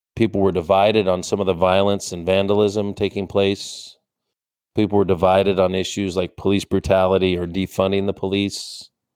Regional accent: Olympia, Washington, United States; my hometown of Olympia, Washington

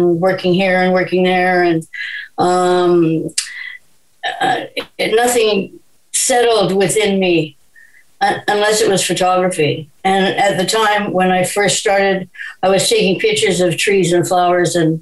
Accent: Vancouver, British Columbia, Canada; I was born in Vancouver. One of the few, I think.

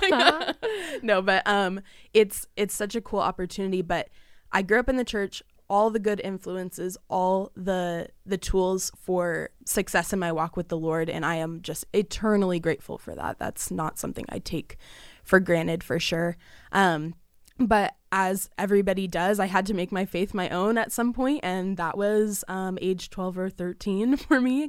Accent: Southern California, United States; I am twenty years old, born and raised in Southern California

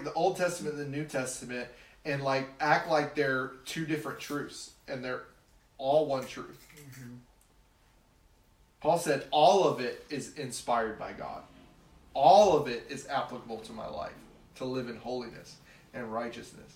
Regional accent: the South, United States; I grew up in the South

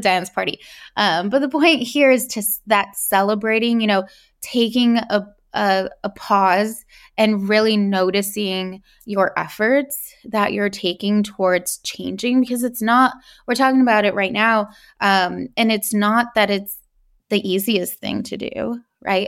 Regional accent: California, United States; I was born in California, um, to immigrant parents

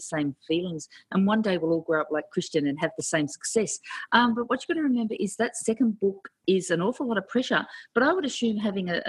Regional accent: Goulburn, New South Wales, Australia; now in Queensland, Australia; my hometown's Goulburn

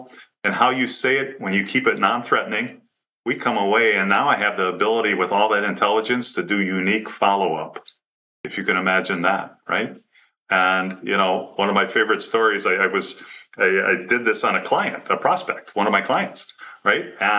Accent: Michigan, United States; because I'm from Michigan and there was a basketball team that was the Fab Five.

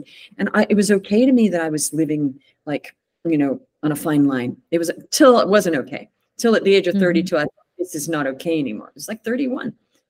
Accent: United States; born there; So I moved back to the States. I was born

